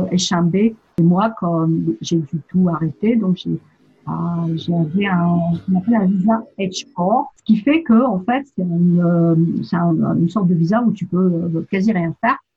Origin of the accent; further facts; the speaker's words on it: Annecy, Auvergne-Rhône-Alpes, France; now in United States; Et euh, donc, je viens de France. Et en fait, euh, la dernière ville avant de venir ici, c'était Annecy